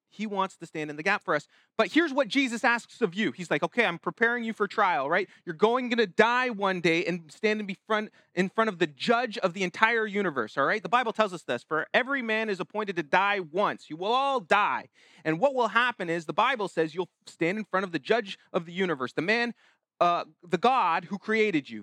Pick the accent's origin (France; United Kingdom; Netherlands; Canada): Canada; us as Canadian citizens